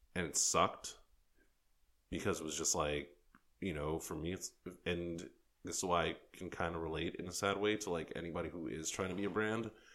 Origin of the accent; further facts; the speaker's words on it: New York City, New York, United States; I was from New York